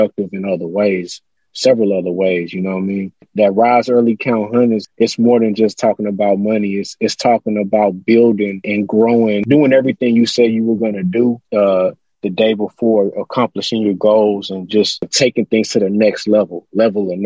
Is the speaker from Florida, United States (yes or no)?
no; Houston, Texas, United States; I'm from Houston, so I grew up on, I'm always shout out the whole H-Town